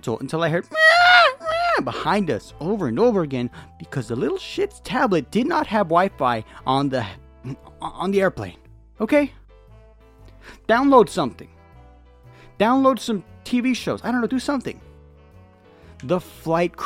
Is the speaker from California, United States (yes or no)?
yes; California, United States; I'm from California. The air is incredibly dry here, and we're used to it